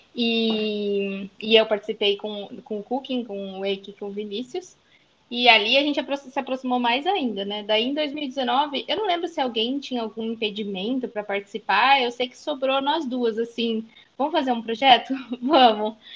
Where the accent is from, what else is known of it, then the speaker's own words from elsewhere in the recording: interior of São Paulo, Brazil; also born or lived in Sumaré; Eu sou do interior de São Paulo, moro atualmente em Sumaré